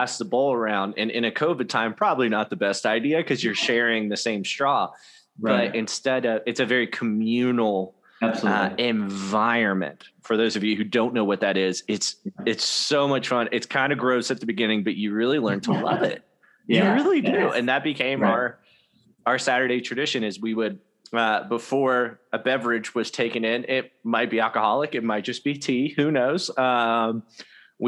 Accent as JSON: {"language": "English", "region": "the South", "country": "United States", "tie": "born or raised there", "also_born_or_lived": "Washington", "moved": "yes", "said": "I grew up in the South"}